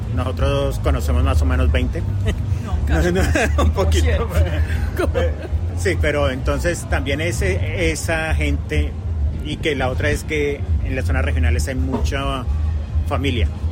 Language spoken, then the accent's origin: Spanish; Colombia; now in Victoria, Australia; yo soy colombiano